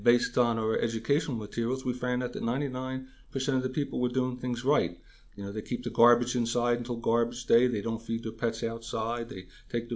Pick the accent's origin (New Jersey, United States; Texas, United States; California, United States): New Jersey, United States; Union County; also born or lived in Hunterdon County, New Jersey; Here in New Jersey. I grew up in Union County and have been a lifelong resident